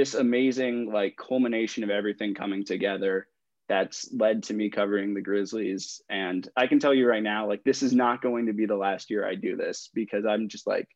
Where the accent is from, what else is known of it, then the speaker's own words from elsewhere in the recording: Bay Area, California, United States; moved away as an adult; now in St. Louis, United States; I grew up in the Bay Area